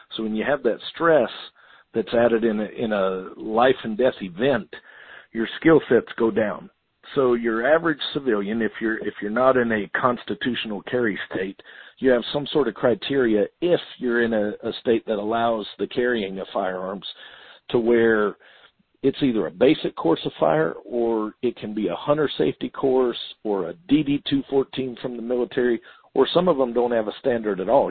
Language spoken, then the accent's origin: English; Florida, United States; Florida, my home state.